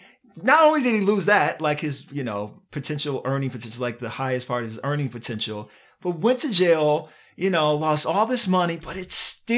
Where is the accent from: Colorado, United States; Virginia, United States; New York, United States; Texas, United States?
Virginia, United States; And first of all, I'm from Virginia.